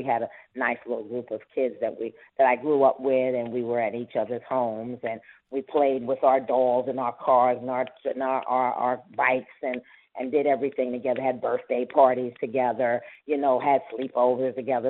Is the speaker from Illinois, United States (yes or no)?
no; New York, United States; born there; And then I was born here in the United States, so I was like the first generation over here.